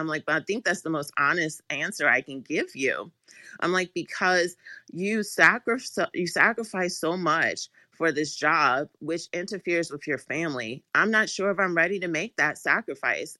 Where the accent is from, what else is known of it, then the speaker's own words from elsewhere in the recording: Washington, District of Columbia, United States; I actually am born and raised in Washington, D C, like, actually in D C, um, by Howard University, so I am a true Washingtonian.